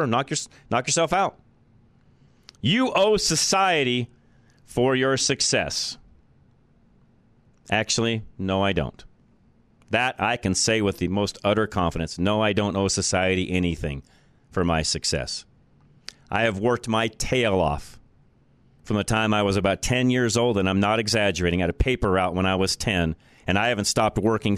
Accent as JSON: {"language": "English", "town": "Boulder", "region": "Colorado", "country": "United States", "tie": "born or raised there", "said": "Boulder is my native town. It's where I grew up"}